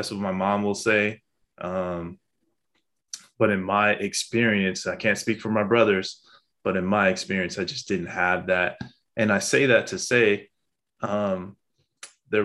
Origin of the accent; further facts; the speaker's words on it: Pasadena, California, United States; also born or lived in West Los Angeles; I was born in West LA and at Kaiser in West LA. And I was most of my life raised in Pasadena